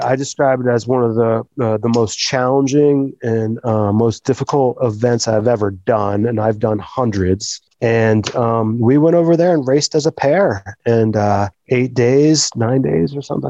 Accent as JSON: {"language": "English", "region": "New Jersey", "country": "United States", "tie": "born or raised there", "also_born_or_lived": "Jackson, Wyoming", "moved": "as an adult", "lives_now": "Victor, United States", "said": "I was, I was born raised in New Jersey"}